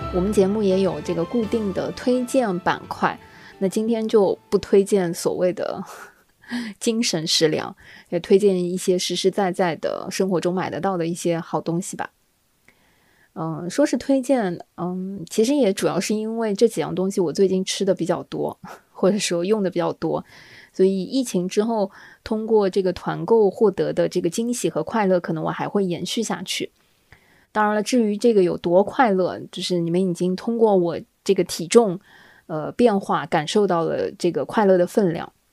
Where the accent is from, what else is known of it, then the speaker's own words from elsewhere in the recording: southern China, China; 作为南方人呢